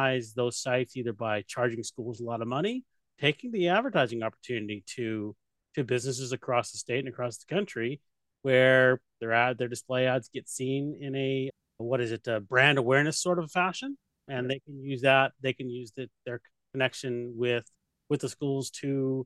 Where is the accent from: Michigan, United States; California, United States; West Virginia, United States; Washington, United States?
Washington, United States; also born or lived in Key West, Florida / Rota, Spain / Fairbanks, Alaska; my dad retired out here when I was 10, and I started elementary school out here and went through high school out here